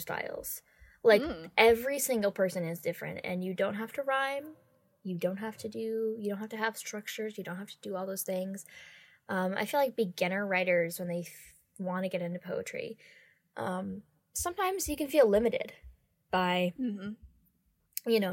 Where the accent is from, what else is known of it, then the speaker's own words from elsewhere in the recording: United States; we're both American